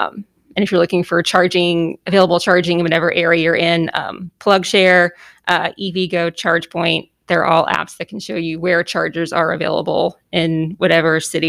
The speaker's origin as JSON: {"language": "English", "town": "Boston", "region": "Massachusetts", "country": "United States", "said": "I'm originally from Boston, so."}